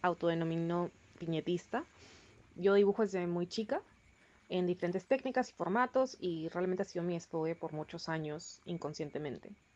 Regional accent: Peru; soy peruana

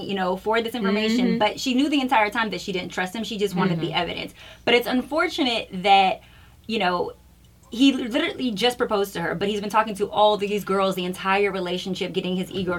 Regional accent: Chicago, Illinois, United States; now in Los Angeles, United States; I'm from Chicago

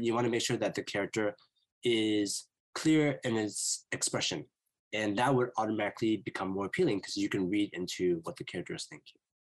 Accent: Vancouver, British Columbia, Canada; I'm from Vancouver, BC, in Canada

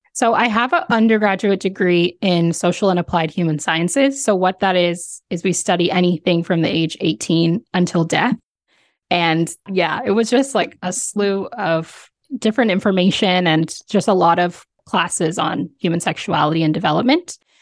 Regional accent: Ontario, Canada; born and raised in, in Ontario, Canada

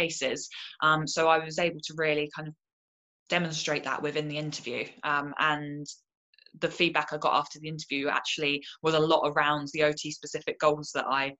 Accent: Portsmouth, South East England, United Kingdom; also born or lived in London; I moved down to Portsmouth, which is where my hometown

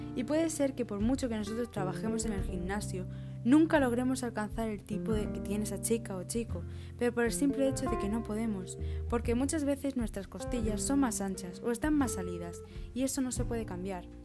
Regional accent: Extremadura, Spain; accent: Extremaduran; yo haber aspirado una S o de haber dicho una palabra típica de Extremadura

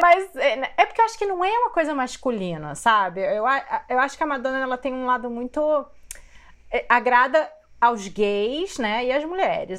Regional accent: Rio de Janeiro, Brazil; Eu também sou do Rio

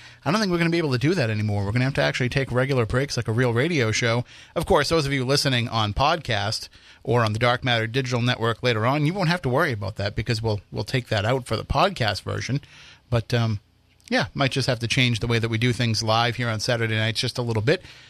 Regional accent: Wareham, Massachusetts, United States; my hometown haunts

